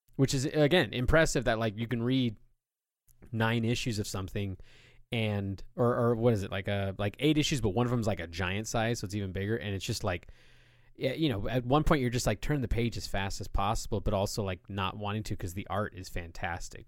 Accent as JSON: {"language": "English", "country": "United States"}